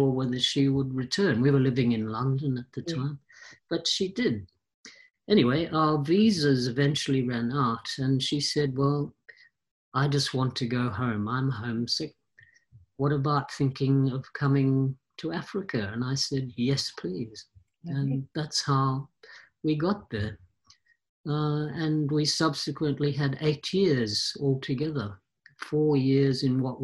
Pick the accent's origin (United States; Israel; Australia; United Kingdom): Australia; moved away as an adult; I'm an Australian born originally, but I left after uni when I was ridiculously